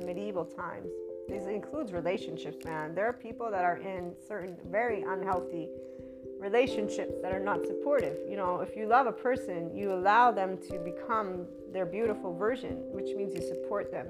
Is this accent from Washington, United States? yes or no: no; Miami, Florida, United States; in the States, I'm from Miami